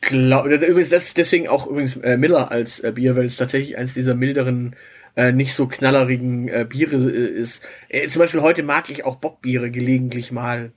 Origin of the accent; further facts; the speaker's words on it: Southern Germany, Germany; ich bin halt hier im Süden aufgewachsen